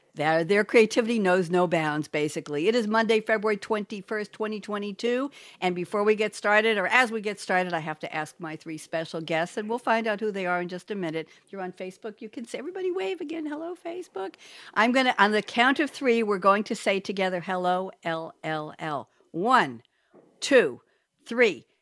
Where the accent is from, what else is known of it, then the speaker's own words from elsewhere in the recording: New York, United States; also born or lived in Eugene, Oregon; I'm from New York